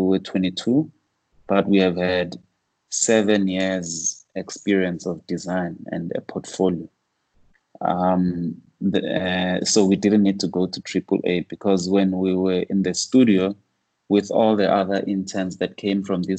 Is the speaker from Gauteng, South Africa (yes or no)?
yes; Soweto, Gauteng, South Africa; growing up in Soweto, a lot of the older guys like my father, uncles